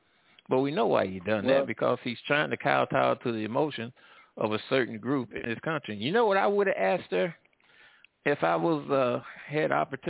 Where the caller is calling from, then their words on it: United States; I'm calling from the Midwest and the South.